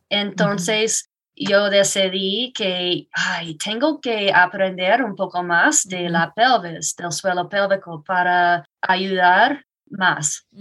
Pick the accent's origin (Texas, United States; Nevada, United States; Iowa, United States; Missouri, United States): Iowa, United States; Spanish is a second language; moved away as an adult; now in Woodland Park, United States; me mudé aquí hace seis años soy de Iowa.